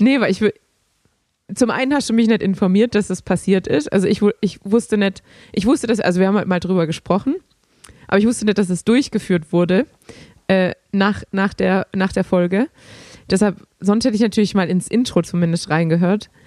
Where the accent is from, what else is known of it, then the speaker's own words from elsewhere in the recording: Germany; als Deutscher